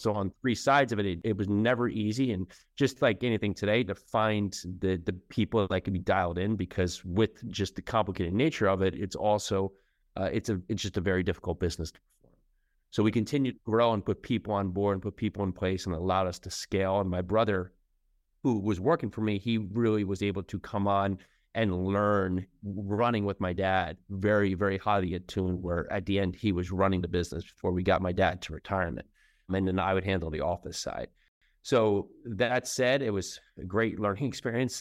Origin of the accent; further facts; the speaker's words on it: New Jersey, United States; moved away as an adult; also born or lived in New York City; now in Tennessee, United States; I was born and raised in New Jersey